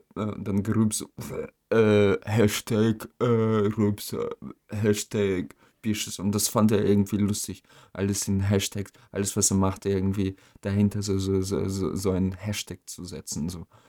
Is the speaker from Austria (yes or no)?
no; Germany; auch als Deutscher